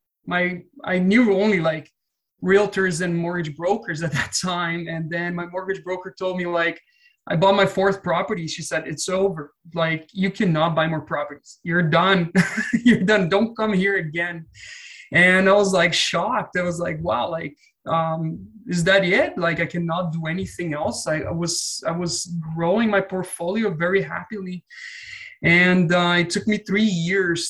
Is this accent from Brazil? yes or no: yes; Brazil; moved away as an adult; now in Canada; I'm from Brazil. Moved to Canada in 2013